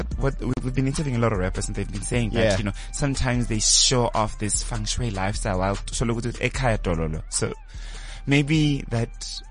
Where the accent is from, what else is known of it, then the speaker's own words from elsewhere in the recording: Limpopo, South Africa; I'm from Limpopo.